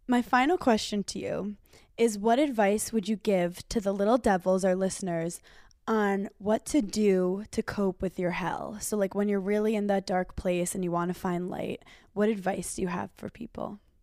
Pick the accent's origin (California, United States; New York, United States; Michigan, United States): New York, United States; now in Los Angeles, United States; I'm from New York.